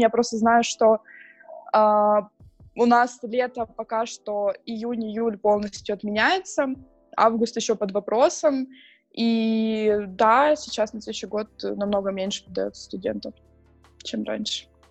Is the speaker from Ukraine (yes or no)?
yes; Donetsk, Donetsk Oblast, Ukraine; now in Prague, Czech Republic; я из Донецка